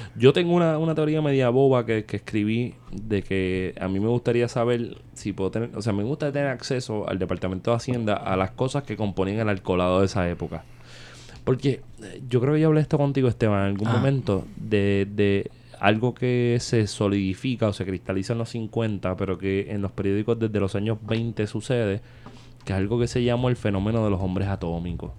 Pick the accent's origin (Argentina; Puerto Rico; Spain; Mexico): Puerto Rico; en Puerto Rico se consume mucho alcohol